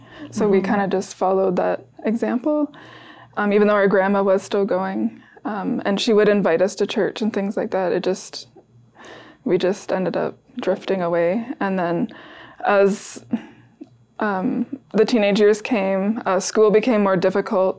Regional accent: Oshawa, Ontario, Canada; So we grew up in Oshawa, Ontario, Canada

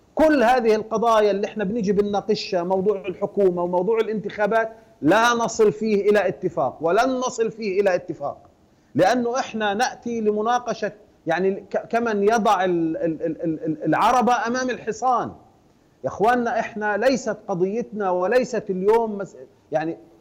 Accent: Palestine; جميعا كفلسطينيين

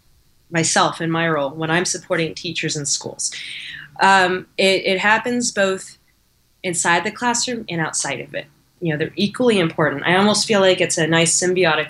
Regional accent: Alameda, California, United States; I'm from Alameda here in the Bay Area

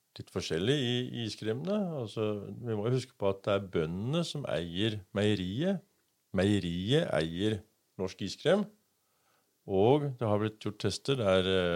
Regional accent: Denmark; now in Kragerø, Norway; Jeg vokste opp i Danmark

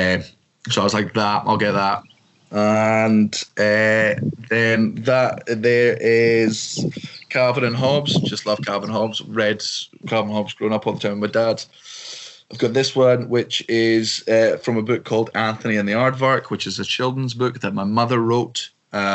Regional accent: Scotland, United Kingdom; I'm very proud of being Scottish

